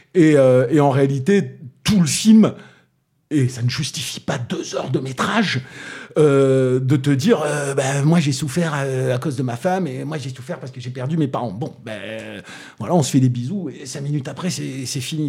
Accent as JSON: {"language": "French", "town": "Toulouse", "region": "Occitania", "country": "France", "accent": "Toulousain", "said": "mon accent toulousain"}